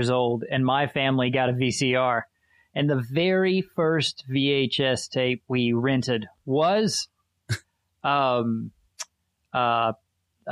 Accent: South Georgia, United States; I grew up in South Georgia?

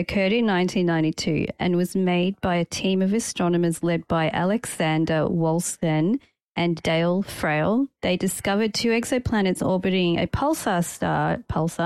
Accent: Malta; I come from Malta.

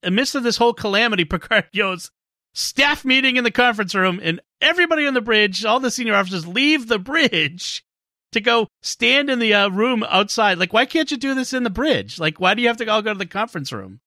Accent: Boston, Massachusetts, United States; from my hometown of Boston

